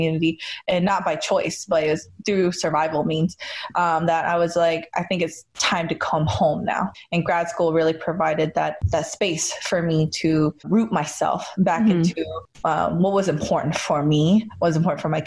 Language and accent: English; North Carolina, United States; moved away as an adult; now in California, United States; I grew up in North Carolina, which I didn't mention yet, but it's a very important part of my identity